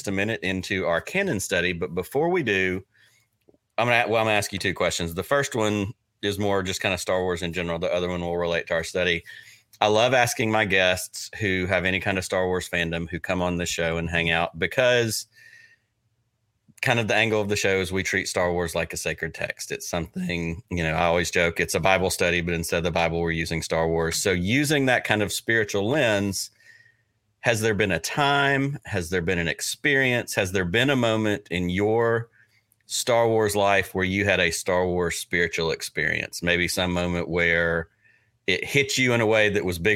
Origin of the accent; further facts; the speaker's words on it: Selma, Alabama, United States; I grew up in Selma, Alabama